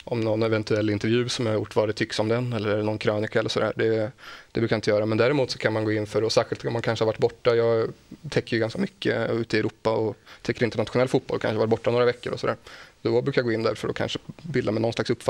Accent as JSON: {"language": "Swedish", "town": "Motala", "region": "Östergötland", "country": "Sweden", "tie": "born or raised there", "said": "jag håller på Motala AIF från min hemstad."}